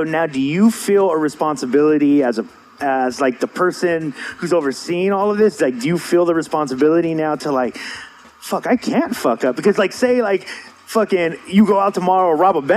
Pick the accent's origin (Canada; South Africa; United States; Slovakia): United States; San Diego, California; we're from San Diego